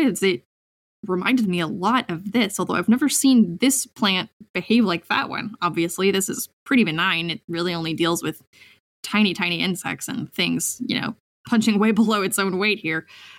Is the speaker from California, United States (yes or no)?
no; Seattle, Washington, United States; I grew up in Seattle, and you know, both my parents were public school teachers, and then I moved up here to the middle of nowhere